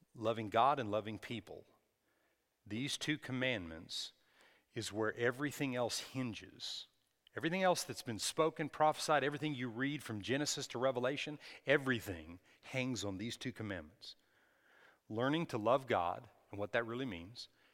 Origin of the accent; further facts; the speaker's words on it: Texas, United States; we're from Texas